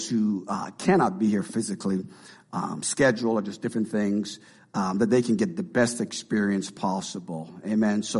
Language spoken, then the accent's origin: English; Canada; now in Marion; we're from Canada